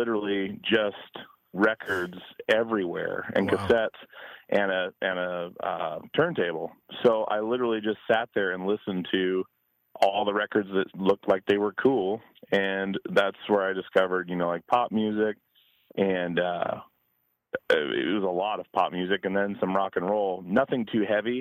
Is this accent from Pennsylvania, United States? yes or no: no; Alaska, United States; moved away as an adult; also born or lived in Petersburg, Alaska / Wasilla, Alaska / Portland; I grew up in Alaska, and I grew up in a Mormon household.